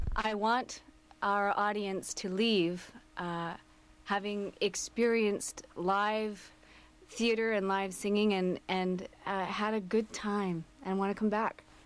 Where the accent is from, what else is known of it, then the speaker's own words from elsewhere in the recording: Coquitlam, British Columbia, Canada; I grew up in Coquitlam